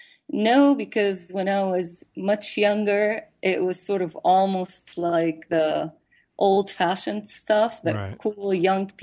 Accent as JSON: {"language": "English", "country": "Syria", "tie": "born or raised there", "moved": "yes", "lives_now": "Austin, United States", "said": "my growing up years in Syria"}